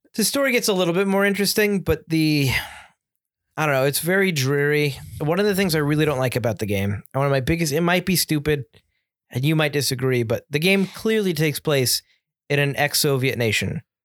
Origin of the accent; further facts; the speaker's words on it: United States; as an American buyer